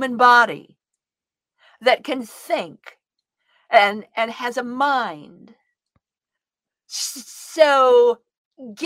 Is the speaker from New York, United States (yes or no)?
no; Southern Idaho, United States; I come from Southern Idaho. I'm a Western woman. And I'm a cop's kid. I was raised in a police station.